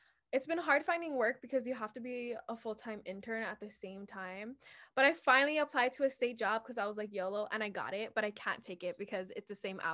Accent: Hawaii, United States; also born or lived in Portland, Oregon; I'm from Hawaii.

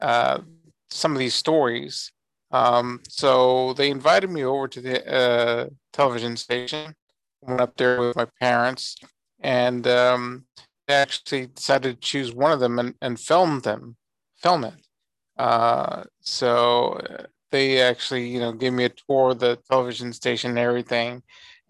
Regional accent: San Antonio, Texas, United States; I'm from San Antonio, Texas, born and raised here. I actually do live here now

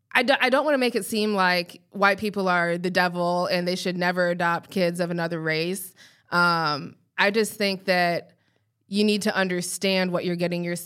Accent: Colorado, United States; Clearly there are, because I'm from there.

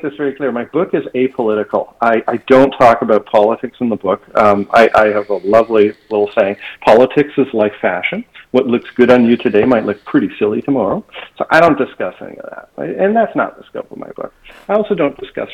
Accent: Toronto, Ontario, Canada; now in Boca Raton, United States; I grew up in Toronto

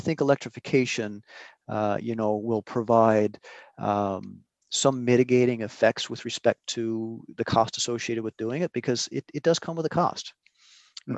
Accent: Newfoundland and Labrador, Canada; now in Prince Edward Island, Canada; I'm living in Prince Edward Island, been here for 20 21 years, uh, but I was born and raised in Newfoundland.

